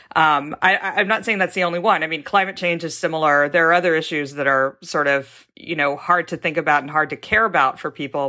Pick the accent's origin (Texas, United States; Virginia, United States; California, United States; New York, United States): Texas, United States; also born or lived in Mississippi; now in Seattle, United States; mostly grew up in Texas and then moved out here